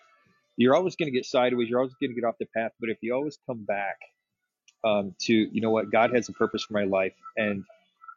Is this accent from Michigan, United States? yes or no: yes; West Michigan, United States; moved away as an adult; also born or lived in Los Angeles; growing up in West Michigan, it's an amazing community